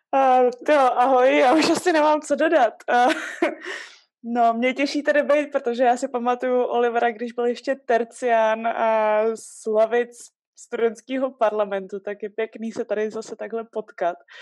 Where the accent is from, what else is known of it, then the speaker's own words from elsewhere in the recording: Czechia; moved away as an adult; also born or lived in Singapore; jako Češi pocházíme vlastně docela z chudých podmínek